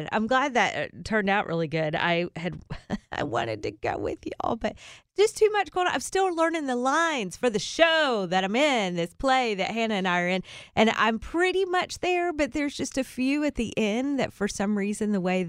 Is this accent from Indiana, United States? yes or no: no; Kentucky, United States; also born or lived in Holland, Michigan; now in Middle Tennessee, United States; they came from Kansas, we came from Kentucky, we all landed in Holland, Michigan